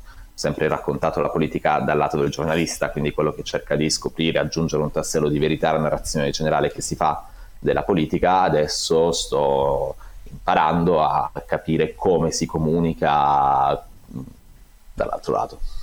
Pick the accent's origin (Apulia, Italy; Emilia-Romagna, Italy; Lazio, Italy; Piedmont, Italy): Apulia, Italy; Palo del Colle; moved away; also born or lived in Bitonto; Sono originario di Palo del Colle, ho fatto il liceo a Bitonto